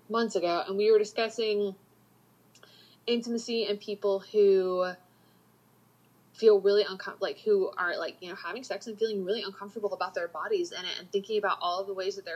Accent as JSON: {"language": "English", "region": "the South", "country": "United States", "tie": "born or raised there", "said": "and growing up in the South, there's such a stigma, like, mindset of getting married young, having babies young"}